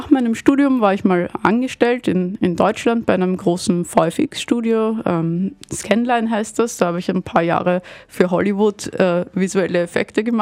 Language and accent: German; Vienna, Austria; also habe mich irgendwann entschieden, dass ich gerne wieder zurück nach Wien, nach Hause möchte, weil ich komme aus Wien